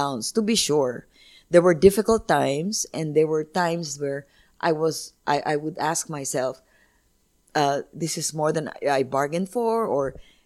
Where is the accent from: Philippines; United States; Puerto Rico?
Philippines; I already had an innate pride in being Filipino